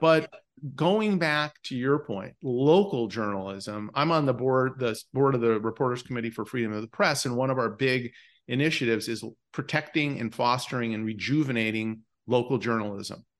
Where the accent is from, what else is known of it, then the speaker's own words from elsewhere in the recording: Bismarck, North Dakota, United States; moved away; I grew up in Bismarck, North Dakota